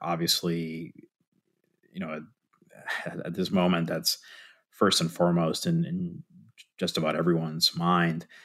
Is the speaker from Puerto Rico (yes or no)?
yes; Puerto Rico; moved away; I'm originally from Puerto Rico